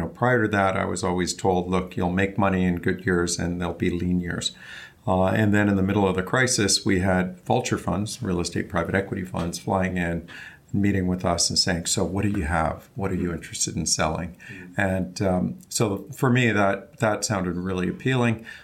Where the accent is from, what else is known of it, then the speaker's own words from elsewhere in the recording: Vancouver, British Columbia, Canada; moved away as an adult; I'm originally from Vancouver, Canada